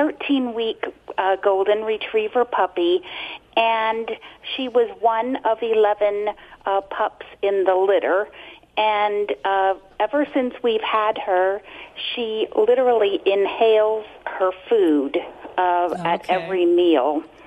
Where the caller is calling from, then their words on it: Reading, Pennsylvania, United States; Reading, Pennsylvania, listening to WEEU.